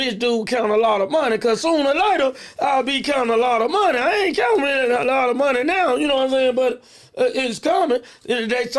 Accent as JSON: {"language": "English", "town": "Memphis", "region": "Tennessee", "country": "United States", "said": "White Haven, we call it Black Haven."}